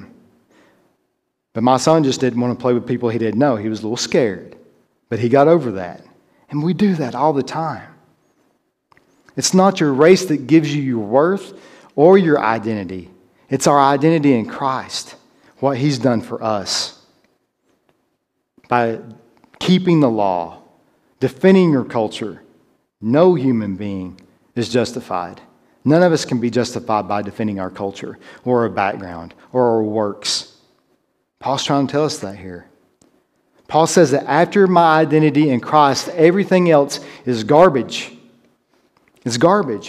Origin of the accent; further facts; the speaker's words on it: Tennessee, United States; My being American or my Southernness, my being from Tennessee